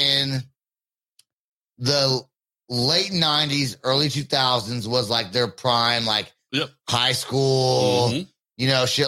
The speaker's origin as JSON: {"language": "English", "region": "California", "country": "United States", "tie": "born or raised there", "said": "I grew up in California"}